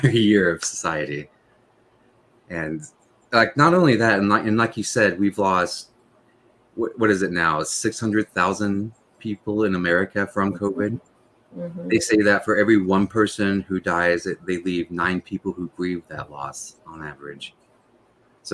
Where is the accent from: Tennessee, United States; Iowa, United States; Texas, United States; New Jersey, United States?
Tennessee, United States; moved away; I'm from Tennessee originally